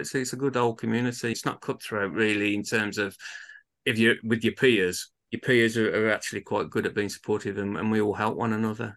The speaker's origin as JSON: {"language": "English", "town": "Birmingham", "region": "West Midlands", "country": "United Kingdom", "tie": "born or raised there", "accent": "Birmingham", "said": "my hometown of Birmingham"}